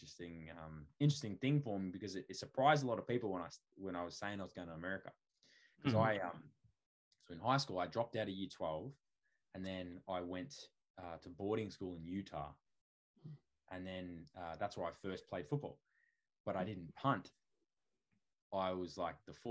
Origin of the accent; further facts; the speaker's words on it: Hoppers Crossing, Victoria, Australia; I grew up out west in Hoppers Crossing